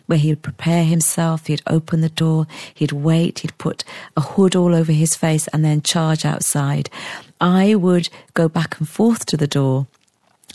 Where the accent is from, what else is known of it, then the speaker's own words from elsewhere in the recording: Wales, United Kingdom; also born or lived in Sierra Leone / England; We spent 4 years in England, and then we moved to Wales